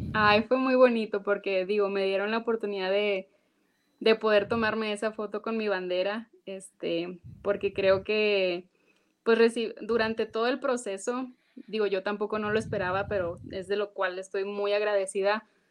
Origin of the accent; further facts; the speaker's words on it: Mexico; moved away as an adult; now in United States; estoy muy orgullosa de, mi país, de mi, herencia, de dónde vengo, de quién soy, pues mujer mexicana